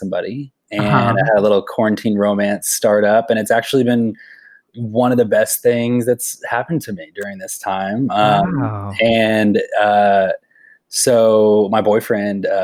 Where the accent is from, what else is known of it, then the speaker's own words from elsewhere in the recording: Kansas, United States; also born or lived in Dallas, Texas; now in Nashville, United States; I'm originally from Kansas